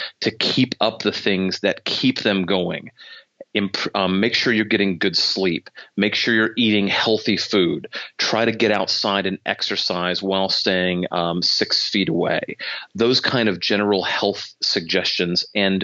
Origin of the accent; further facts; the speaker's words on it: Michigan, United States; I'm from Michigan, so I'm licensed in Michigan